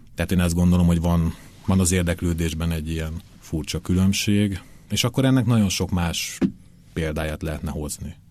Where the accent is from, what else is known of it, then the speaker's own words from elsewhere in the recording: Hungary; magyar vagyok